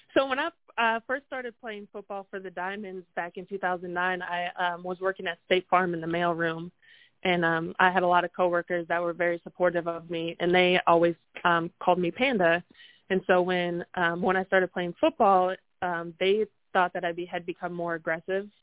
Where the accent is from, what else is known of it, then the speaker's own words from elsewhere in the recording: North Dakota, United States; now in Texas, United States; I'm from North Dakota